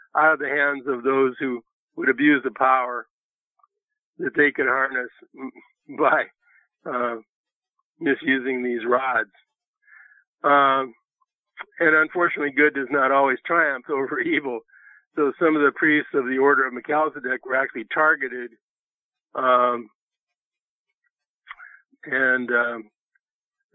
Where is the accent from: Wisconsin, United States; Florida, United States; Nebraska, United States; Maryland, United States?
Nebraska, United States; I'm from Nebraska, and that's next to Missouri, the show me state.